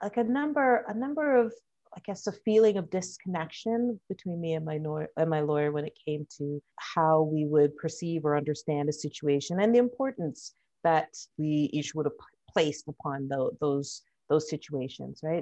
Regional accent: Toronto, Ontario, Canada; also born or lived in Trinidad and Tobago; I was born here in Canada. My family came from Trinidad and Tobago. I'm currently working for a food bank here in Toronto

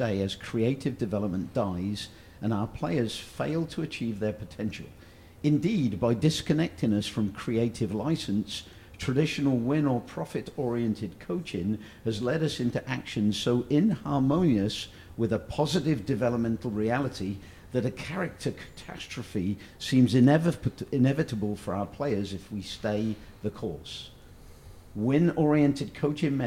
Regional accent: Oxford, South East England, United Kingdom; my hometown team, Oxford United

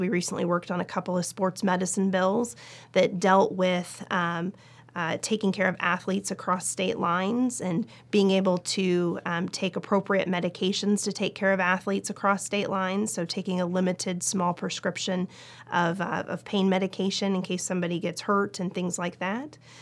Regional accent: Portland, Oregon, United States; moved away as an adult; also born or lived in Los Angeles / Seattle / New York / Nashville; now in Kentucky, United States; I was born and raised in Portland, Oregon

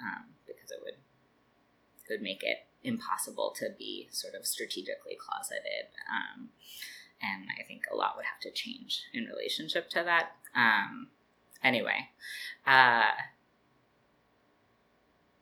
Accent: Spokane, Washington, United States; also born or lived in Richland, Washington / Everett, Washington / Seattle, Washington / Brooklyn, New York; now in New York, United States; I grew up in Spokane

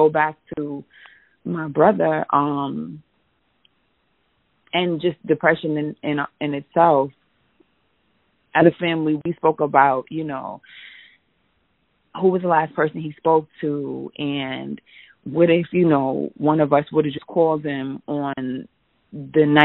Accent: New York City, New York, United States; moved away; also born or lived in the South; I'm from New York. I'm from the Bronx

